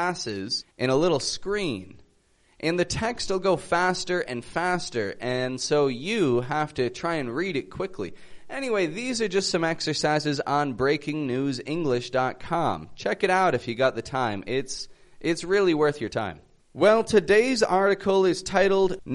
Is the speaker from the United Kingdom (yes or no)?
no; Toronto, Ontario, Canada; I'm from Toronto, Canada, and I teach the American accent